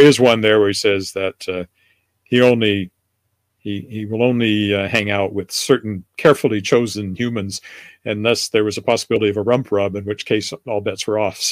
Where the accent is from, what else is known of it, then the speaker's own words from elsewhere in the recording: Canada; I'm Canadian